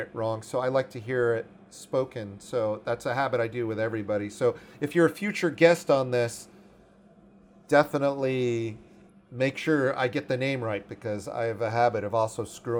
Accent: Washington, District of Columbia, United States; growing up in Washington, D.C. in the 80s

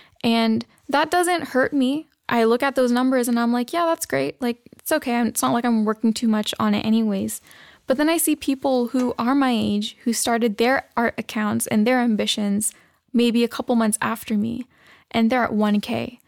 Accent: United States; So like I mentioned, I am a Pakistani American, and being a female, there's a lot of expectations that I hold myself to.

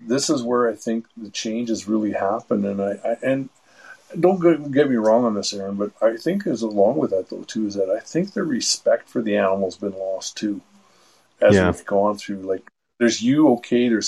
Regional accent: St. Albert, Alberta, Canada; now in Mallaig, Canada; I grew up in St. Albert

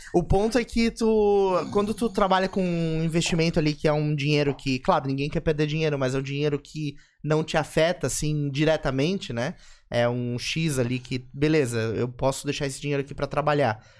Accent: Brazil; como brasileiro

